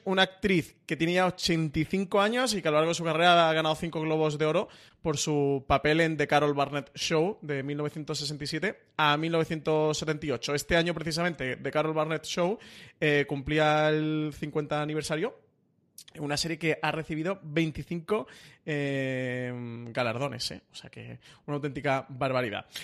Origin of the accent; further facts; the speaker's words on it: Málaga, Andalusia, Spain; soy malagueño, traicionaría, o sea, me, me desheredarían en mi ciudad